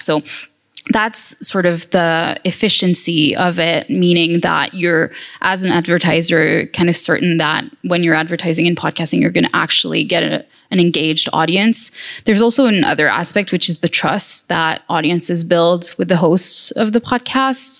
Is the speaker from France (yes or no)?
yes; France; my home country, which is France.